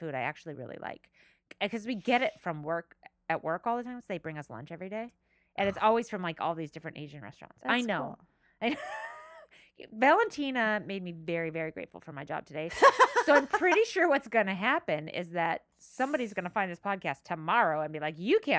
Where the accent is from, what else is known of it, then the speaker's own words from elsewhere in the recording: Ireland; I mean, just because I'm Irish, so our food doesn't smell like anything except for maybe